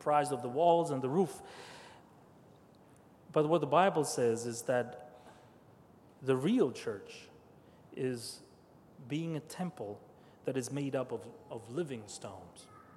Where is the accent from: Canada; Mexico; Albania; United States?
Albania; moved away; I was born and raised atheist, and so was my family. Not because we wanted to, but we didn't have much choice. I was born in Albania